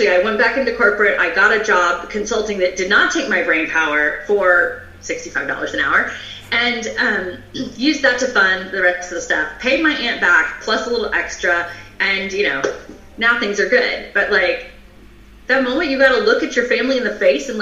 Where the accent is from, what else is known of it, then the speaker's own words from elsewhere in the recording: the South, United States; I'm from the South.